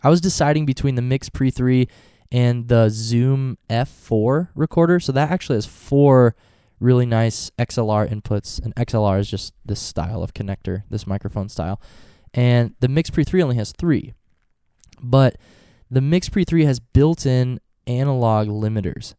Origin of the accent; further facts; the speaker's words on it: Norfolk, United States; Norfolk today, my hometown